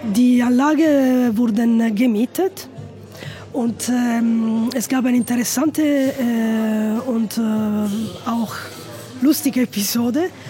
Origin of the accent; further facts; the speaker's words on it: Italy; German is a second language; bei uns in Italien